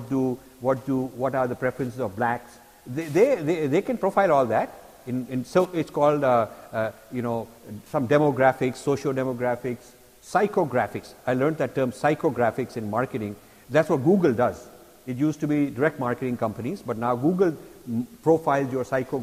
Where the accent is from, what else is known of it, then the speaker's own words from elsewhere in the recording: India; now in United States; I'm Indian and I'm American. My kids are born and raised here.